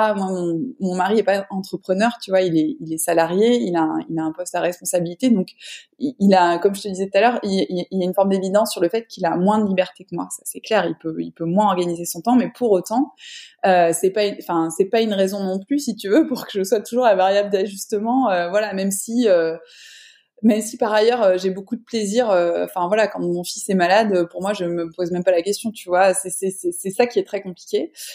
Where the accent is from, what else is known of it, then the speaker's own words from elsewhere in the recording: Avignon, Provence-Alpes-Côte d'Azur, France; now in Marseille, France; moi je suis sudiste, mais je suis pas de Marseille là-bas je suis d'Avignon, enfin entre Avignon et saint de Provence